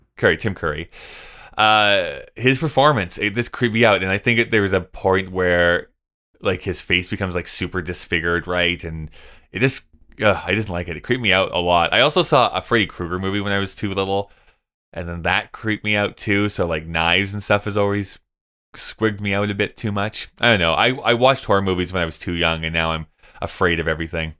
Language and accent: English; Canada; I'm Canadian.